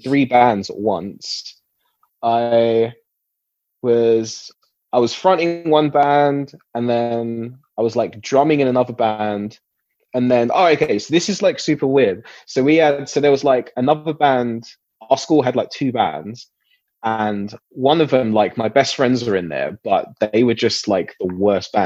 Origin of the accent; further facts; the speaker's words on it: Essex, East of England, United Kingdom; I grew up in Essex, near Lakeside